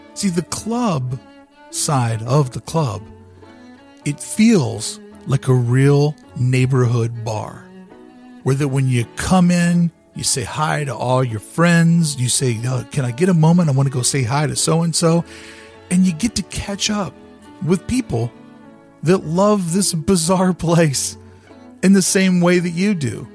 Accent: Louisville, Kentucky, United States; also born or lived in Toronto, Ontario / Buffalo, New York; now in Southern California, United States; I lived in my hometown of Louisville, Kentucky

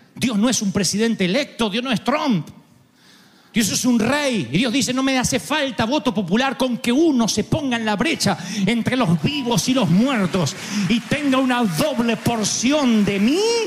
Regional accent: Argentina

